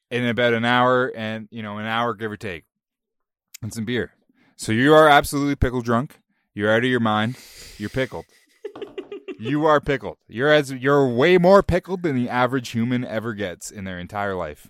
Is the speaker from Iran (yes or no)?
no; Canada; We're both Canadian